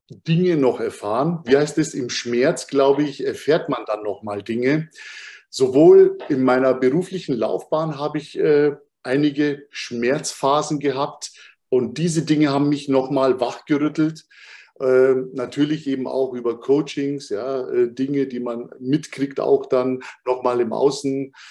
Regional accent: Munich, Bavaria, Germany; born there; Und das jetzt noch als, als eine Art Mischling und dann noch geboren in Bayern, in München.

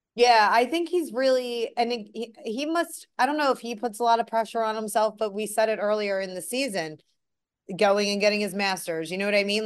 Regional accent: Philadelphia, Pennsylvania, United States; just as a Philadelphian and as an Eagles, like, a lifelong Eagles fan

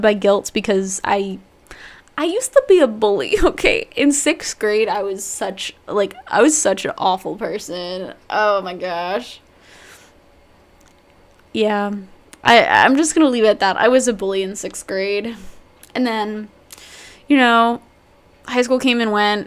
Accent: New Jersey, United States; I've grown up in New Jersey, born and raised. I lived here all my life

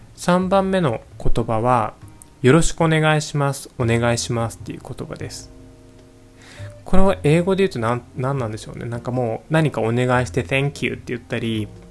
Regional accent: Japan; first language Japanese; moved away as an adult; also born or lived in Singapore; 僕も母語の日本語

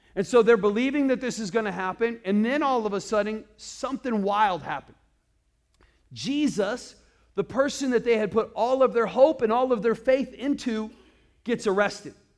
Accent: Iowa, United States; now in Arizona, United States; I grew up in Iowa

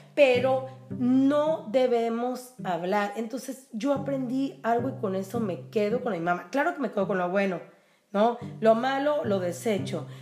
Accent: Tijuana, Baja California, Mexico; de toda la vida de Tijuana

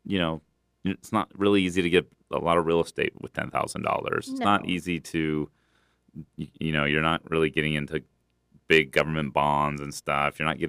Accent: United States; But luckily we grew up in here in America where I believe our money has done pretty well globally.

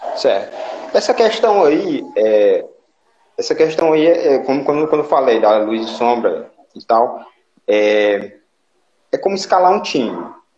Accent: Limoeiro do Norte, Ceará, Brazil; sou do Limoeiro, né, como já falei

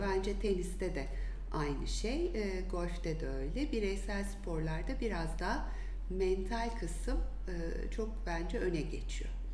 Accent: Antalya, Turkey; moved away as an adult; also born or lived in İzmir; now in Istanbul, Turkey; İzmir'de doğdum. Belli bir yaşa kadar İzmir, sonra Antalya'da büyüdüm.

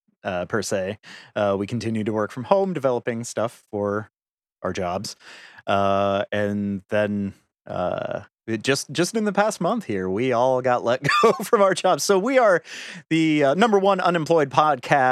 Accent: Michigan, United States; growing up in Michigan. Poor. Growing up in Michigan, poor

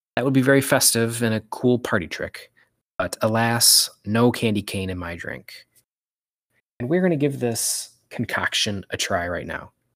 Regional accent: Michigan, United States; I'm from Michigan, I call it pop

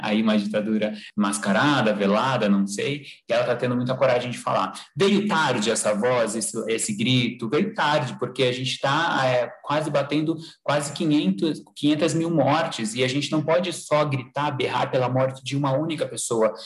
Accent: Sorocaba, São Paulo, Brazil; moved away; minha cidade onde eu nasci, é onde eu estou agora, né? Mas não é a cidade que eu fico sempre, mas a cidade de Sorocaba

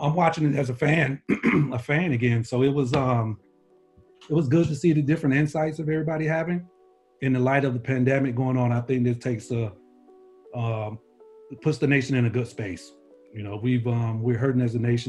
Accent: Chicago, Illinois, United States; Kid growing up in Chicago

